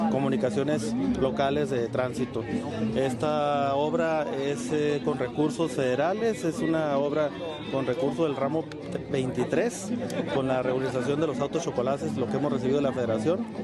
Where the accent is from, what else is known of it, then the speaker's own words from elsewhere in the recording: Tijuana, Baja California, Mexico; Este, somos tijuanenses, estamos buscando impulsar Tijuana.